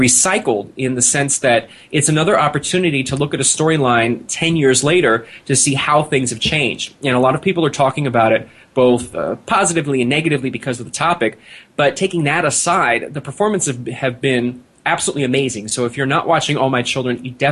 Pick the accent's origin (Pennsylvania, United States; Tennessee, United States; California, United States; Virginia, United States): Pennsylvania, United States; Philadelphia; We're both from Philadelphia